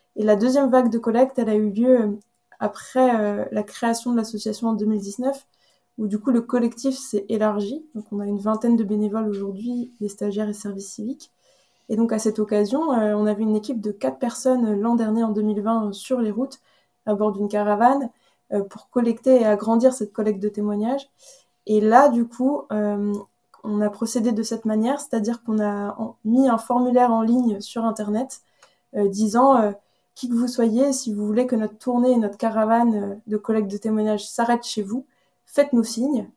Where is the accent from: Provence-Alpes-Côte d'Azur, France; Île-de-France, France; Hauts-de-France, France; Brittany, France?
Brittany, France; Carhaix; moved away as an adult; also born or lived in Rennes / Paris / Madrid / Vancouver; je suis née, euh, je suis originaire de Carhaix, dans le centre euh, Bretagne, où j'ai passé toute ma jeunesse jusqu'à mes 18 ans